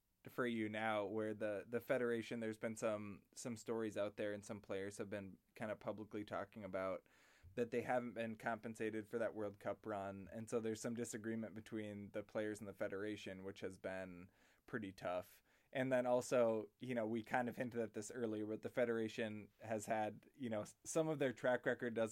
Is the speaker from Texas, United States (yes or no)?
no; Minnesota, United States